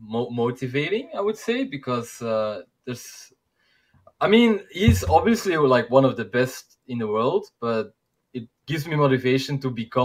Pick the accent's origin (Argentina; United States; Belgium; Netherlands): Belgium; English is a second language; I'm from Belgium, from Europe, and I speak Dutch. And I'm from Belgium.